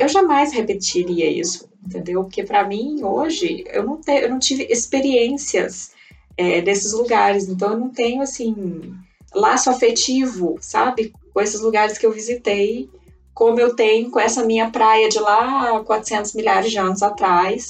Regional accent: Brazil; moved away as an adult; now in Provence, France; Eu só fui sair do Brasil com 22 anos

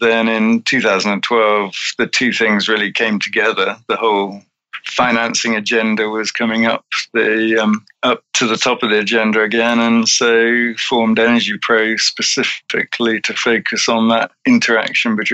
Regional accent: United Kingdom; growing up in Britain

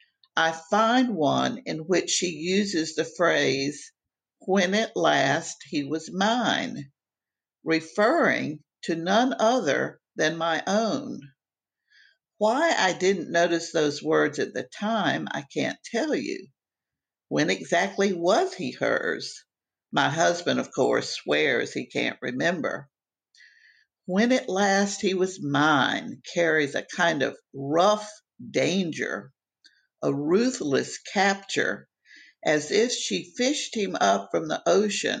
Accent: Miami, Florida, United States; moved away; I grew up in Miami, and Miami is a different country than the rest of the world

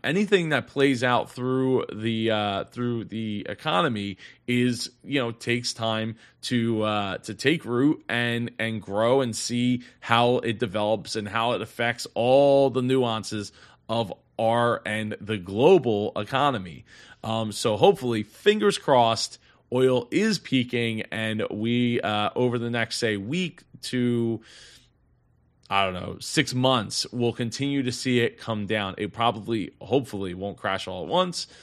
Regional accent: Philadelphia, Pennsylvania, United States; I'm from the Philly area

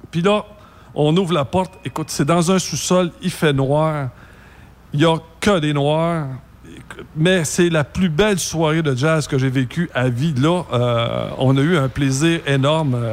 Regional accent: Canada; accent: French

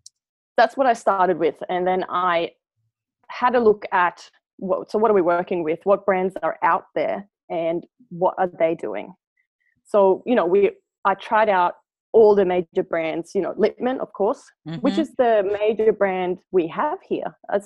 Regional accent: Sweden; accent: Swedish Australian mixture; now in Australia; And then obviously now I have a weird Swedish Australian mixture, and people ask me if I'm South African all the time.

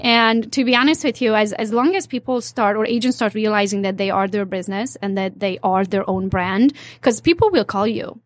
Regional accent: Transylvania, Romania; moved away as an adult; now in United States; I'm, uh, from Transylvania, part of Romania now, so I'm Hungarian by nationality

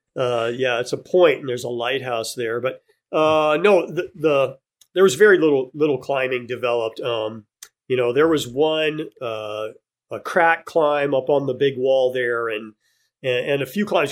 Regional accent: Texas, United States; moved away as an adult; now in Hawaii, United States; growing up in Texas

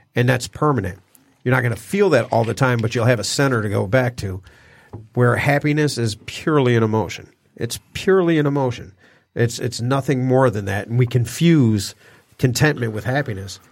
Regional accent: Detroit, Michigan, United States; born or raised there; moved away; also born or lived in Hollywood

